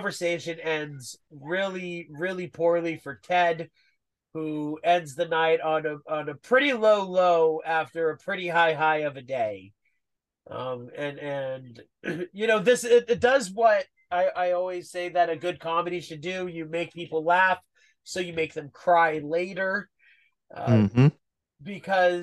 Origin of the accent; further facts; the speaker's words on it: United States; we're American